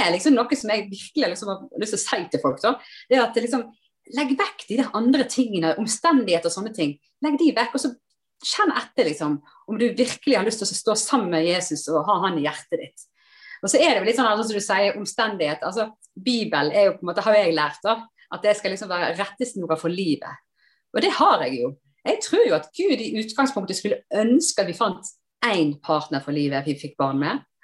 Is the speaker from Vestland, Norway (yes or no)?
yes; Sotra, Vestland, Norway; moved away as an adult; also born or lived in Oslo; jeg kommer kom jo fra Sotra, så kommer jeg til storbyen Oslo.